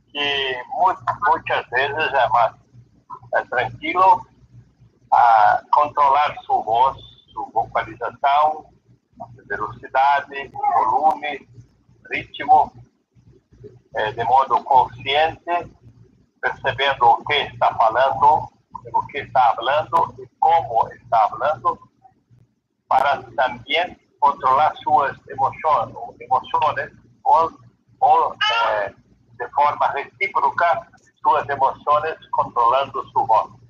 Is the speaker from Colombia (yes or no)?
no; Brazil; Spanish is a second language; yo, soy brasileño, habla un poquito español